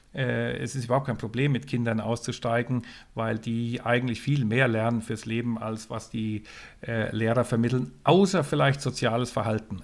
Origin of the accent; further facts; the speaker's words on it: west coast of Sweden, Sweden; moved away; ich bin an, an der Westküste von Schweden aufgewachsen.